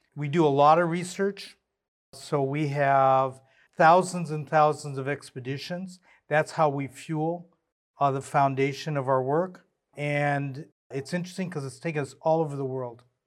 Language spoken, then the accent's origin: English; Southern California, United States; I grew up in Southern California